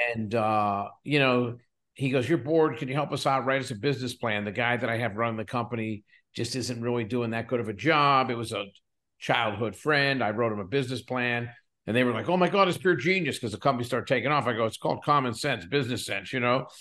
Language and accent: English; south of Pittsburgh, Western Pennsylvania, United States; moved away as an adult; also born or lived in Edinboro, Pennsylvania / Williamsport, Pennsylvania; now in California, United States; I was born and raised in a little small, uh, coal mining town south of Pittsburgh